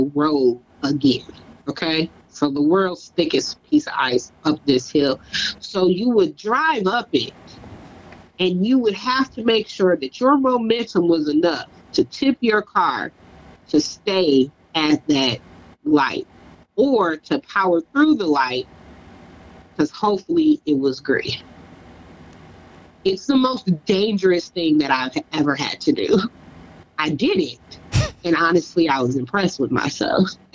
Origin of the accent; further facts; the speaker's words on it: Michigan, United States; moved away; I'm from Michigan